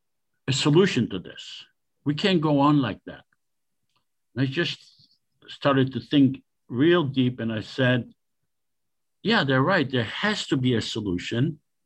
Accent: Israel; moved away as an adult; now in Los Angeles, United States; I was born in Israel. I went through the entire Israeli educational system and military. I served in the military, and I came to the U.S.

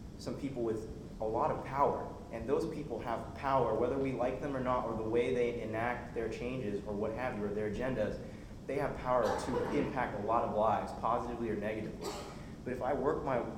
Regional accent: Yorba Linda, California, United States; Growing up in Yorba Linda, California

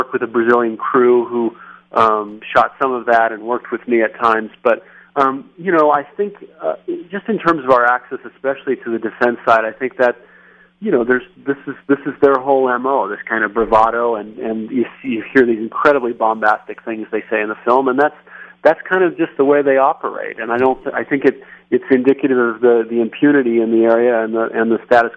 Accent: Denver, Colorado, United States; Denver, Colorado, my hometown

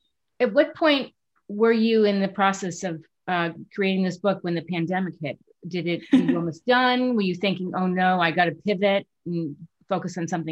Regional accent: New York, United States; moved away; I'm originally from New York.

